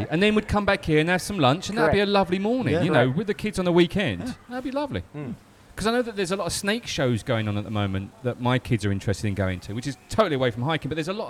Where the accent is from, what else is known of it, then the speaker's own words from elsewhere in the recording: Southend-on-Sea, East of England, United Kingdom; moved away; growing up in South End